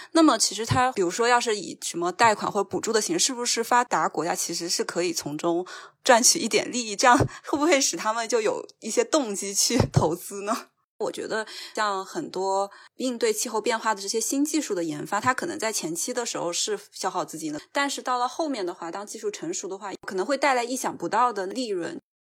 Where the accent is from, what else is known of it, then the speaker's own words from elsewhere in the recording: China; 我们中国